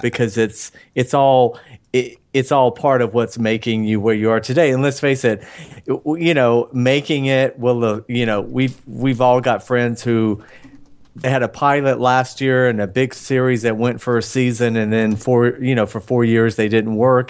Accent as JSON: {"language": "English", "town": "Atlanta", "region": "Georgia", "country": "United States", "moved": "as an adult", "lives_now": "Los Angeles, United States", "said": "I'm from Georgia. I left Atlanta"}